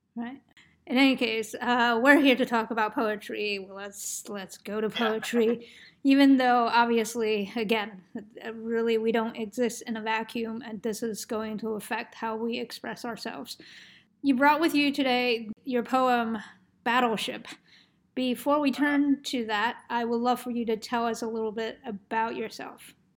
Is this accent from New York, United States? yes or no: yes; New York, United States; moved away; I'm from New York